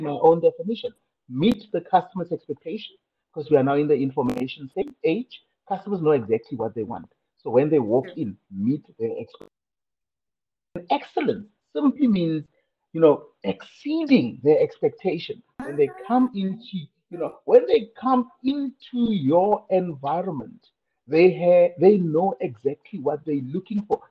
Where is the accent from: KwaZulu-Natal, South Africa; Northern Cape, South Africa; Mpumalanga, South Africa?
Northern Cape, South Africa; Kimberley; I was born in Kimberley, I think about four decades ago